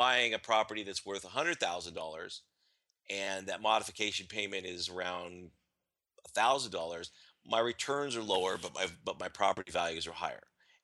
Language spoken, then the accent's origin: English; California, United States; I'm from California